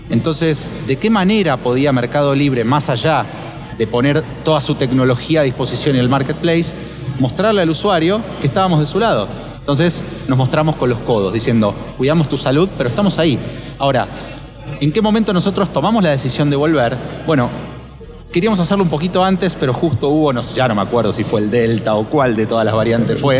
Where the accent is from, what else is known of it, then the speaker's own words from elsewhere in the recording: Argentina; perdón que te tuteo, soy, argentino.